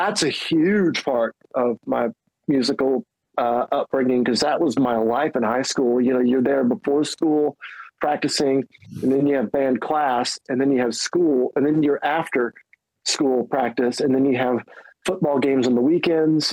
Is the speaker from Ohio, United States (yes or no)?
no; Decatur, Alabama, United States; moved away; also born or lived in Nebraska; growing up in Alabama, and I started playing guitar. I moved there from Nebraska